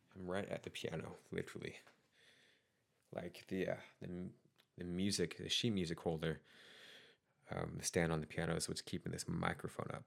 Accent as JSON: {"language": "English", "region": "Utah", "country": "United States", "tie": "born or raised there", "moved": "yes", "lives_now": "Oregon, United States", "said": "I grew up in Utah, and, uh, have a lot of friends who are still out there. And I did leave Utah for Oregon"}